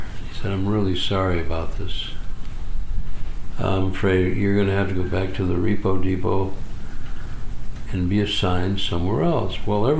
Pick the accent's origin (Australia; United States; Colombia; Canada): United States; Holyoke, Massachusetts; I said, I'm from Holyoke, Mass.